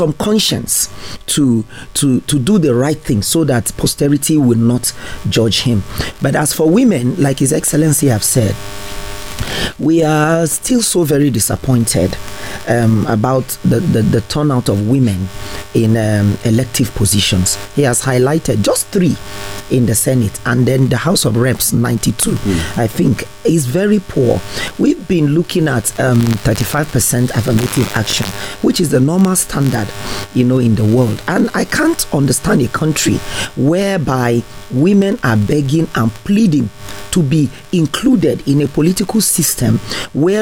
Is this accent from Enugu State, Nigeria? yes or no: no; Plateau, Nigeria; I'm a Nigerian, I'm from Plateau